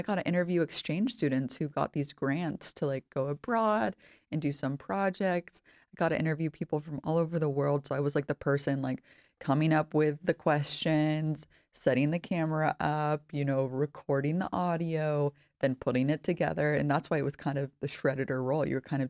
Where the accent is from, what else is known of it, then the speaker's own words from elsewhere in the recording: California, United States; I'm originally from Northern California, and my partner's Polish, so we've kind of lived all over the States a little bit.